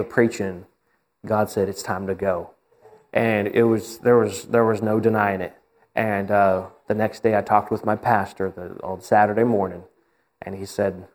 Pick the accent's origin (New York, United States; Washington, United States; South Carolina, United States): Washington, United States; moved away as an adult; also born or lived in Oklahoma; I grew up in Washington State